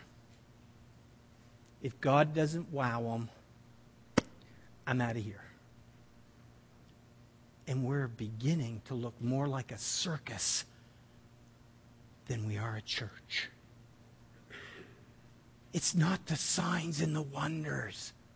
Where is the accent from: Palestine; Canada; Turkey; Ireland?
Canada; New Brunswick; We're from New Brunswick